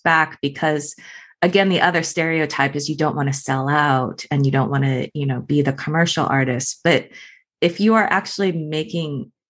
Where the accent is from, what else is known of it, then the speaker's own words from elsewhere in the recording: United States; an American